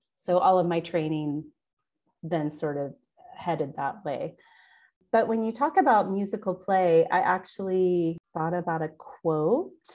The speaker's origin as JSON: {"language": "English", "region": "Oklahoma", "country": "United States", "tie": "born or raised there", "also_born_or_lived": "Wagoner, Oklahoma", "said": "I was born and raised in Oklahoma"}